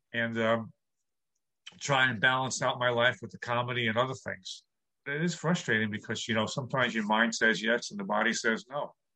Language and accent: English; New York City, New York, United States; I grew up in New York City